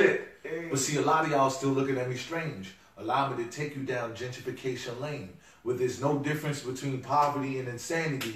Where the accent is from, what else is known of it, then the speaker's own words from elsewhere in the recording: Seat Pleasant, Maryland, United States; I'm from Sea Pleasant, where besides Durant winning the championship, we seldom saw pleasantries.